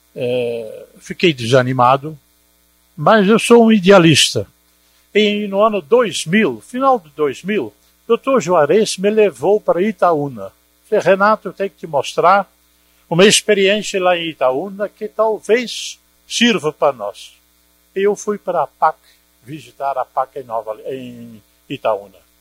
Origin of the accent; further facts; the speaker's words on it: Netherlands; now in Brazil; eu sou holandês